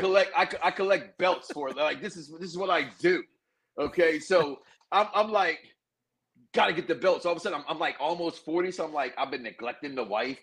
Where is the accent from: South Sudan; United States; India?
United States; Chicago, Illinois; now in Florida, United States; I'm from Chicago.